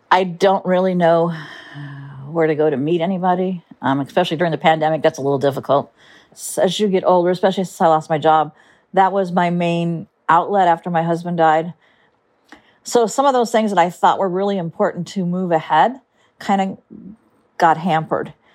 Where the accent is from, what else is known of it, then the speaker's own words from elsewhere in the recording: Huntington Beach, California, United States; I'm from Huntington Beach, California, and I'm lonely.